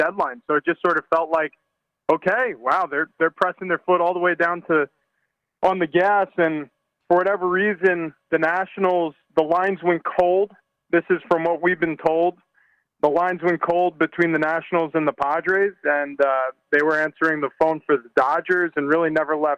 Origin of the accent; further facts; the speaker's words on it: New York, United States; now in San Diego, United States; I grew up on the East Coast. I was a New Yorker, and I say was because I've completely integrated into this lifestyle out here